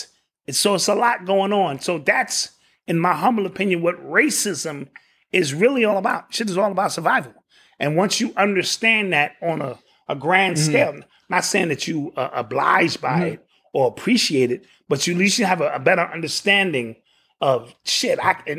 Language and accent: English; Queens, New York, United States; Sure, you from Brooklyn, I'm from Queens, Bronx.